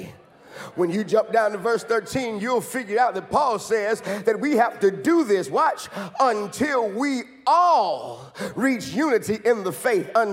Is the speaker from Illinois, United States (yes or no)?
yes; Chicago, Illinois, United States; when Pastor Wesley and I were growing up in Chicago